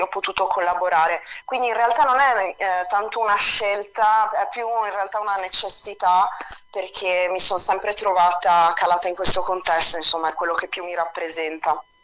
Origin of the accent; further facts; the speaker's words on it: Italy; also born or lived in Switzerland / France; io sono cresciuta, sono cresciuta, in Italia